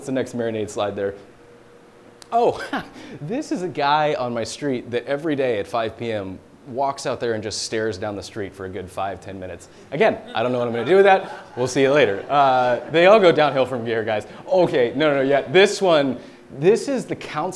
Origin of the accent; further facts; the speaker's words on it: Deep South, United States; moved away; I'm from the Deep South, and the way they speak, trust me, much different than it is here